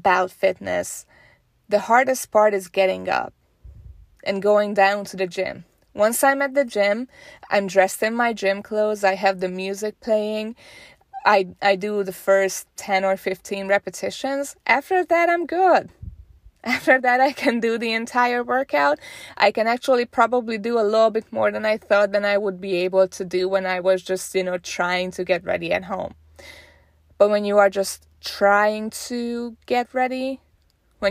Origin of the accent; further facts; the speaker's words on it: Hungary; moved away; I'm originally from Hungary